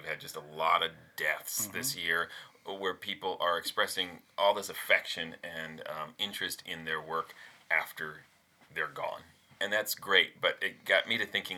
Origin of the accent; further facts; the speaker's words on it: United States; growing up on American television